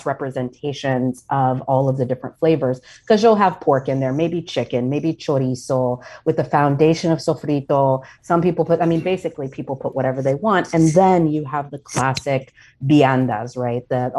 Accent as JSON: {"language": "English", "region": "the American South", "country": "United States", "tie": "born or raised there", "said": "So as I mentioned earlier, I grew up largely in the American South. And I always want to clarify that for folks that I did not grow up on the island"}